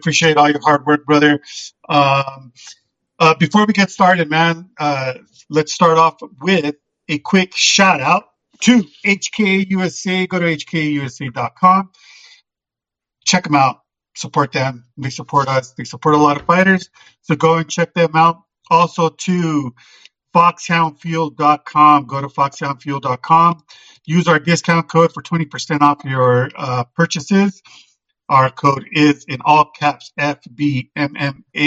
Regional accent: Albuquerque, New Mexico, United States; my hometown in Albuquerque

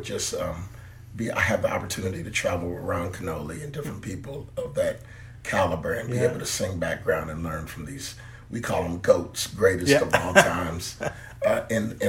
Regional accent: Louisville, Kentucky, United States; also born or lived in Pontiac, Michigan; I grew up in Louisville, Kentucky. I was born in Pontiac, Michigan

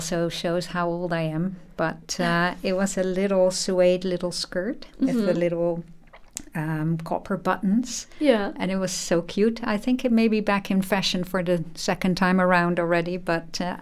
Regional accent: Netherlands; I was a child, of course, growing up in the Netherlands

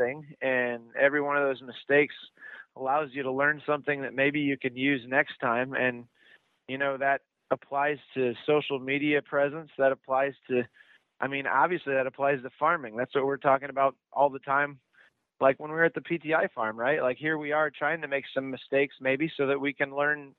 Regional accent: Iowa, United States; I went to the University of Iowa

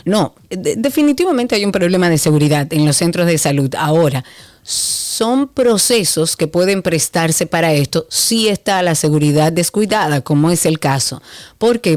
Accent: Dominican Republic; nosotros como dominicanos

